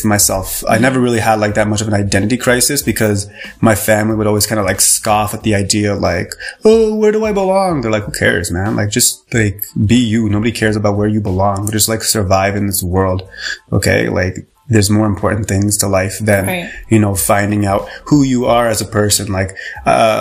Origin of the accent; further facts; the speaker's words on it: Canada; So I was born and raised in Canada.